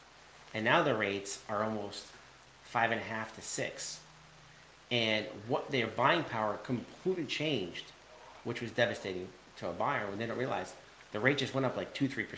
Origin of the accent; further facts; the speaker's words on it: Long Island, New York, United States; now in Connecticut, United States; So we are from Long Island, and we are in Connecticut